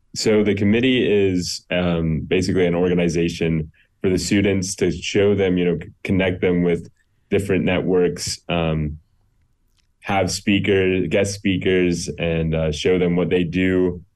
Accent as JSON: {"language": "English", "town": "Greenville", "region": "South Carolina", "country": "United States", "tie": "born or raised there", "also_born_or_lived": "Akron, Ohio", "said": "I was born in Akron, Ohio. I grew up in Greenville, South Carolina, um, when I was two. Um, and I grew up there."}